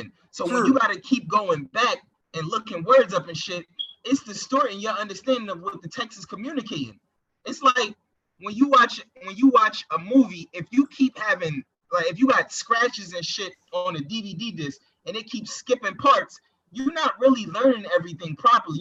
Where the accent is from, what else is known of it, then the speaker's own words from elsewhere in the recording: Paterson, New Jersey, United States; I'm from Patterson, I'm from Jersey.